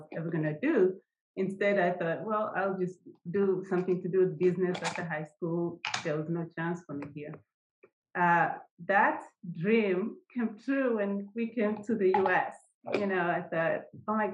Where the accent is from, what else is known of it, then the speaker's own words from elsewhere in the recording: Kenya; moved away; I grew up in Kenya